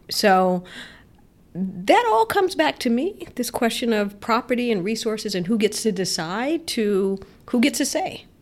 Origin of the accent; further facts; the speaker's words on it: Miami, Florida, United States; also born or lived in Detroit, Michigan; I was born in Detroit and partly raised there, and then later raised in Miami, Florida.